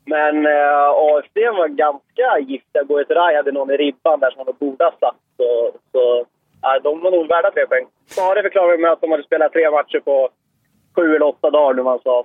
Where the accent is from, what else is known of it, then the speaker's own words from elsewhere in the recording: Eskilstuna, Södermanland, Sweden; jag är från Eskilstuna